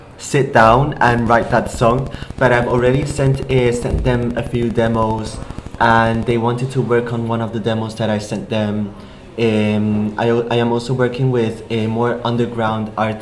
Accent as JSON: {"language": "English", "country": "Spain", "tie": "born or raised there", "also_born_or_lived": "Taiwan", "second_language": "English", "said": "being a QPOC artist growing up in Spain"}